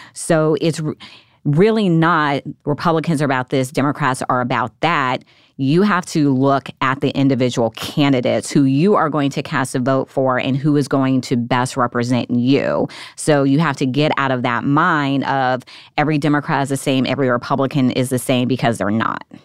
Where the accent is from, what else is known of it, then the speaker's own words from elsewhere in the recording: Nevada, United States; moved away as an adult; now in Washington, D.C., United States; my home state, Nevada